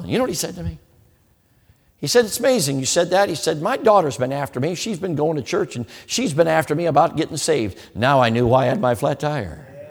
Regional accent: Chicago, Illinois, United States; I grew up in Chicago.

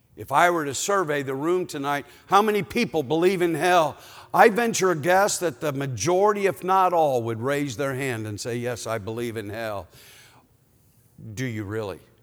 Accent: Canton, Ohio, United States; I was born in Canton, Ohio

